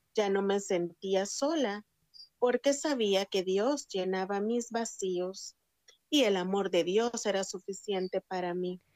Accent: San Salvador, El Salvador; Nací en El Salvador, soy del Salvador y nací en San Salvador

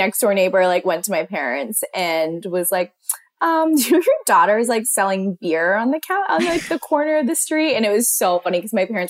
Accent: Pittsburgh, Pennsylvania, United States; growing up in Pittsburgh, everyone's families that I knew owned their own company.

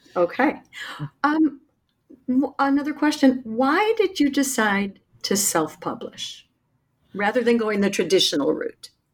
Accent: Chicago, Illinois, United States; my hometown of Chicago

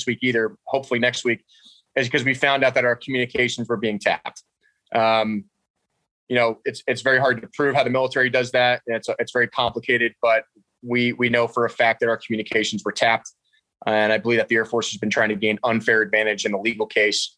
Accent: West Milford, New Jersey, United States; also born or lived in Poughkeepsie, New York; I was born in Poughkeepsie, New York, upstate, and I grew up in New Jersey, graduated from West Milford Township High School in Passaic County.

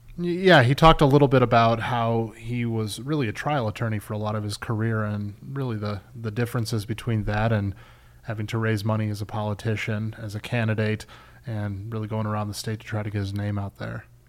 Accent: Chicago, Illinois, United States; I'm from Chicago

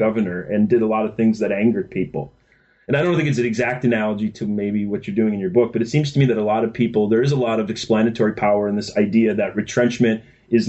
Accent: Minnesota, United States; I grew up in Minnesota

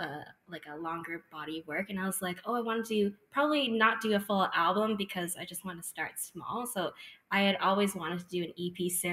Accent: Mississauga, Ontario, Canada; I grew up in Mississauga

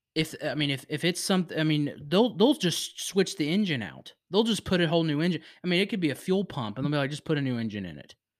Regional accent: Virginia, United States; I was born in Virginia. It's my home state

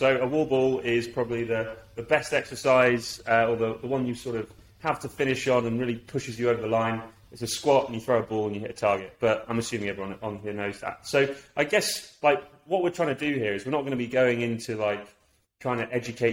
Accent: London, United Kingdom; We grew up at school in Southwest London

